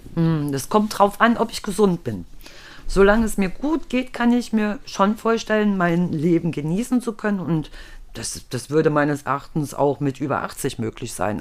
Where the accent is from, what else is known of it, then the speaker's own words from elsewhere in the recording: East Germany, Germany; Und ich komme ja aus dem Osten